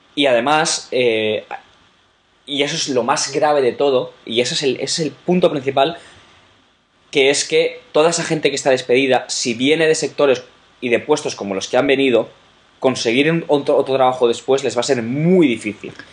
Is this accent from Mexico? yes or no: no; Valencian Community, Spain; mi tierra, por ejemplo, en la comunidad valenciana